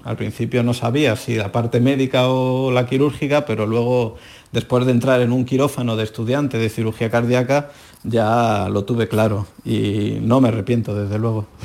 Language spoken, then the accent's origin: Spanish; Seville, Andalusia, Spain; moved away as an adult; now in Madrid, Spain; la hermandad de Santa Cruz, en la calle Mateos Gago, que es mi barrio donde yo nací